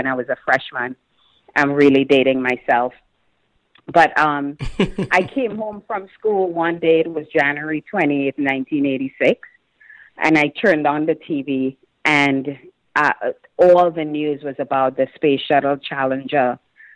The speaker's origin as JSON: {"language": "English", "country": "Trinidad & Tobago", "tie": "born or raised there", "moved": "as an adult", "lives_now": "United States", "said": "I had my roommates who were all people I grew up with in Trinidad and went to school"}